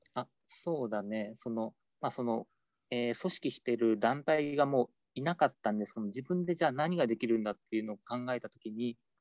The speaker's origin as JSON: {"language": "Japanese", "region": "Hiroshima", "country": "Japan", "tie": "born or raised there", "said": "自分自身が広島出身であの平和学習とかあの原爆ドームとかそういったものがすごい身近にあった環境で育った"}